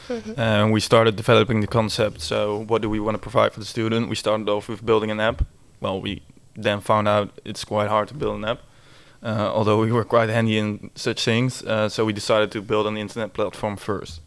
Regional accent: Oirschot, North Brabant, Netherlands; moved away as an adult; now in Breda, Netherlands; I originally come from Oorschot

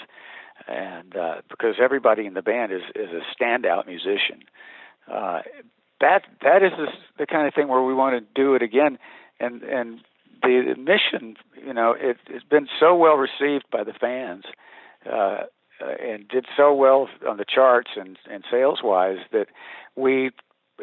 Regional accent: Montgomery, Alabama, United States; now in Nashville, United States; I'm born and raised in Montgomery, Alabama

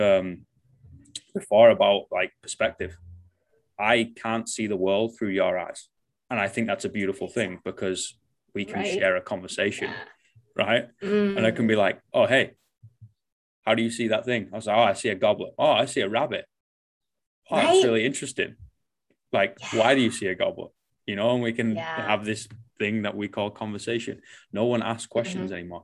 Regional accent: Manchester, North West England, United Kingdom; moved away as an adult; now in New Zealand; growing up in Manchester

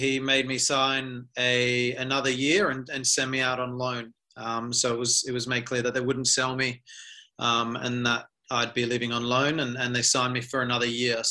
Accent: Adelaide, South Australia, Australia; I'm from Adelaide, so first and foremost, I'm a United supporter

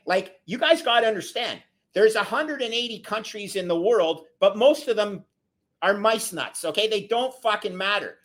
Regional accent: Canada; as a Canadian

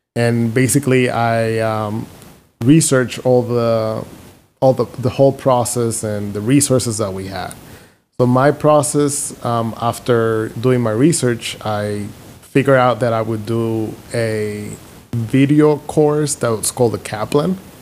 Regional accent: Dominican Republic; moved away as an adult; also born or lived in Philadelphia, United States / Houston, United States; now in Chicago, United States; I'm from Dominican Republic, born and raised

